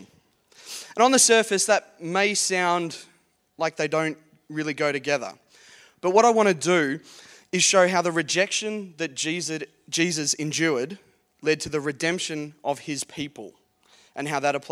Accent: Geelong, Victoria, Australia; I grew up in Geelong, born and bred Geelong boy.

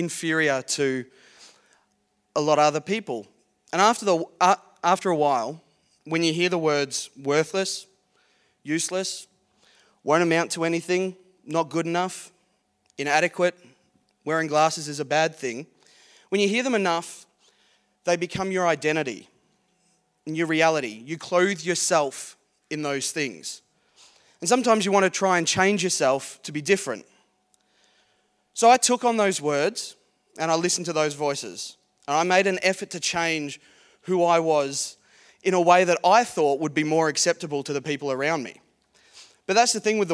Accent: Geelong, Victoria, Australia; I grew up in Geelong, born and bred Geelong boy.

